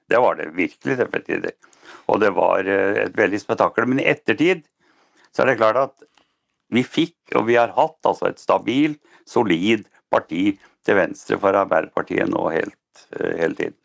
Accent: Norway; jeg er norsk

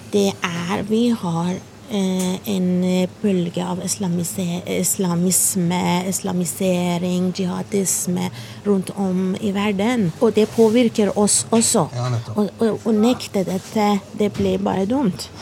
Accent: Iran; Norwegian is a second language; moved away as an adult; now in Norway; jeg kommer fra Iran. Jeg er flyktning

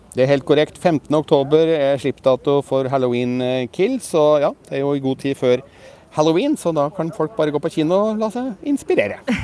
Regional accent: Norway; mine engelskkunnskaper litt prega av at jeg er nordmann

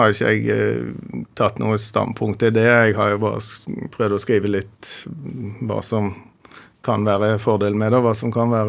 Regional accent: Bergen, Vestland, Norway; Jeg er jo opprinnelig fra Bergen, da.

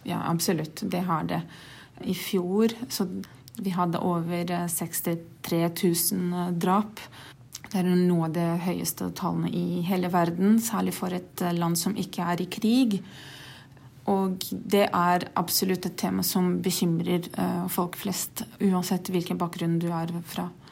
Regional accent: Brazil; Norwegian is a second language; moved away as an adult; also born or lived in Norway; now in Oslo, Norway; Jeg er fra Brasil, har bodd her i Norge litt over to år

